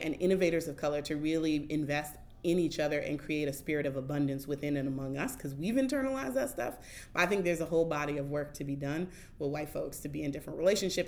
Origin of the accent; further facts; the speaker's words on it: Oakland, California, United States; moved away as an adult; also born or lived in Washington, D.C.; now in Baltimore, United States; the neighborhood and the community that I grew up in in Oakland